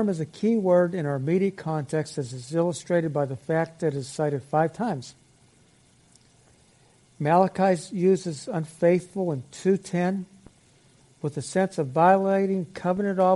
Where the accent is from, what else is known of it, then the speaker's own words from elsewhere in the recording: Aliquippa, Pennsylvania, United States; I was raised in Aliquippa, Pennsylvania